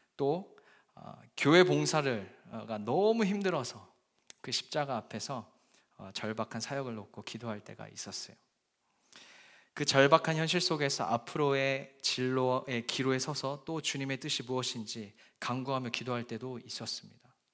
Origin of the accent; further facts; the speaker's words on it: Japan; moved away as an adult; now in London, United Kingdom; 저는 약 20년 동안 어, 복음의 불모지라는 일본에서 어, 학창 시절을 보냈습니다.